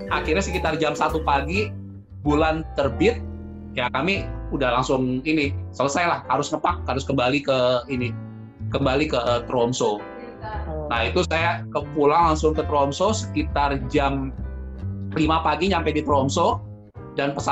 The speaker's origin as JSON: {"language": "Indonesian", "country": "Indonesia", "said": "begitu dengar saya dari Indonesia"}